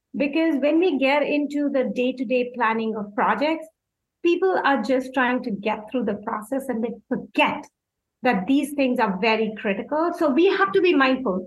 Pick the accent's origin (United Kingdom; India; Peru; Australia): India; moved away as an adult; now in Los Angeles, United States; I'm from India.